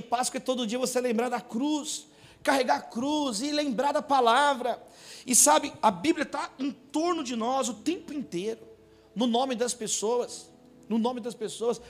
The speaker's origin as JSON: {"language": "Portuguese", "region": "São Paulo", "country": "Brazil", "said": "sou lá de São Paulo"}